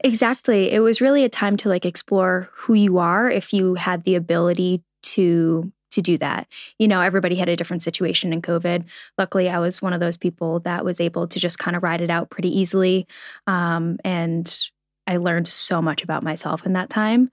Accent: New England, United States; I grew up in New England

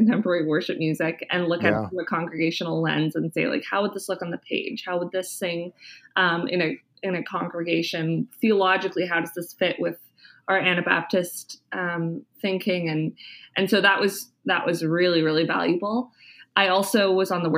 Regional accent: Kitchener-Waterloo, Ontario, Canada; moved away as an adult; also born or lived in Winnipeg, Canada; now in Ottawa, Canada; I'm originally from Kitchener-Waterloo, Ontario

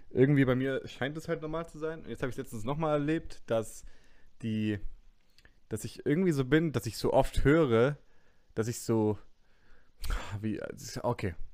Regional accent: Günzburg, Bavaria, Germany; Meine Heimatstadt Günzburg und meine Studierendenstadt Ludorf

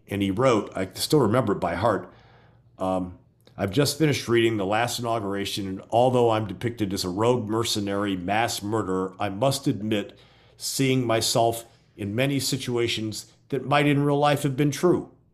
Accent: Gary, Indiana, United States; moved away as an adult; now in Florida, United States; growing up in Gary, Indiana, which borders Chicago

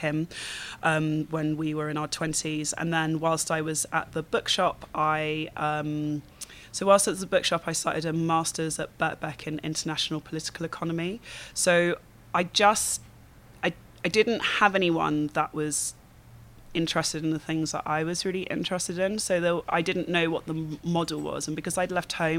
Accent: London, United Kingdom; also born or lived in Hackney, London / Berlin, Germany; I'm from Battersea, I know how this gentrification thing works

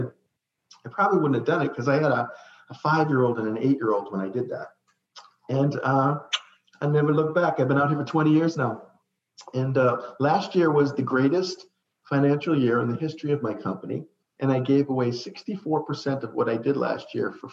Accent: Saugus, Massachusetts, United States; moved away as an adult; also born or lived in Florida; I grew up in Saugus, Massachusetts, which is the home of the oldest ironworks in the country

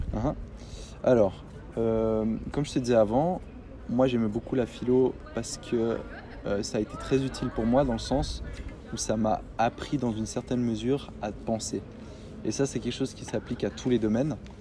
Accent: Fribourg, Switzerland; je suis né à Fribourg, j'ai grandi ici.

